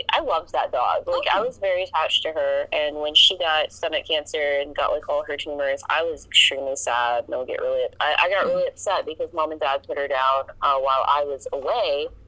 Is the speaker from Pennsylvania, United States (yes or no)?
no; Louisiana, United States; we grew up in Louisiana